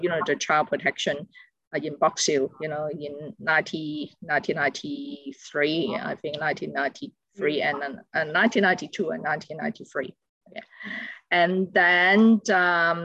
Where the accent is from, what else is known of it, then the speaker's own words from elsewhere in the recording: Hong Kong; moved away as an adult; now in Australia; I was born in Hong Kong